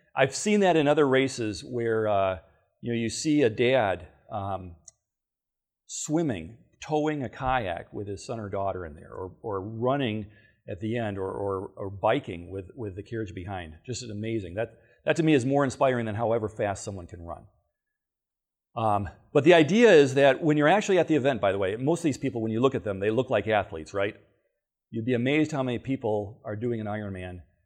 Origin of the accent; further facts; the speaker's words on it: Battle Creek, Michigan, United States; I'm actually a native of Michigan. I was born in Battle Creek.